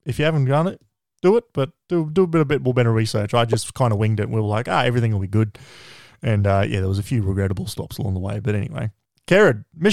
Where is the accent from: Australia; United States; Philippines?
Australia; Queensland; we're from Queensland.